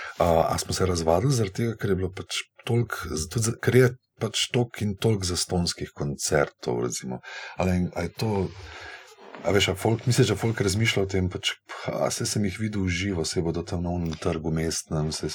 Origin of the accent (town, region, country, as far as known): Slovenia